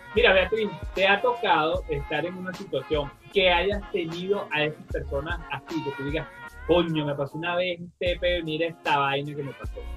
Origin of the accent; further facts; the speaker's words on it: Caracas, Capital District, Venezuela; los 23 de enero, es un barrio donde yo nací, de ahí donde yo vengo